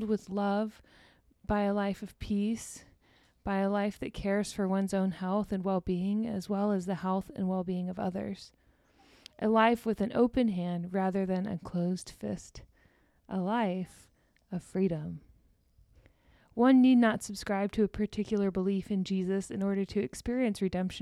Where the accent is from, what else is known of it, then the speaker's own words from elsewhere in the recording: Deer Park, Texas, United States; my hometown, shout out to Deer Park, Texas